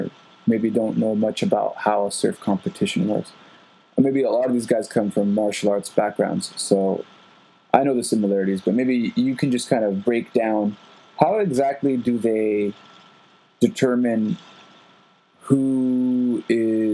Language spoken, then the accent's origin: English; San Diego, California, United States; I'm from San Diego